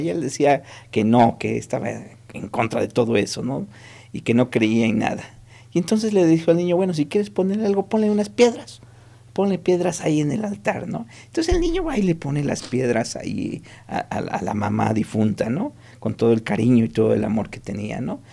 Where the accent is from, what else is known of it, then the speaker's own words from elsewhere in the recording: Mexico; es parte de lo que nos hace ser mexicanos